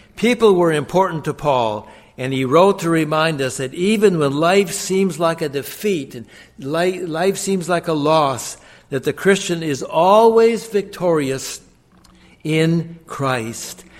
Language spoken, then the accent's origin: English; Glenwood, Minnesota, United States; I was born in 1945 in Glenwood, Minnesota